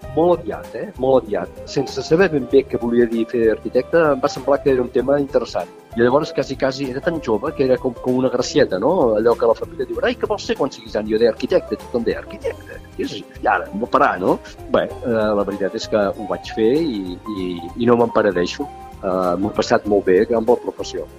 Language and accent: Catalan; Tarragona, Catalonia, Spain; arquitecte tarragoní, estic jubilat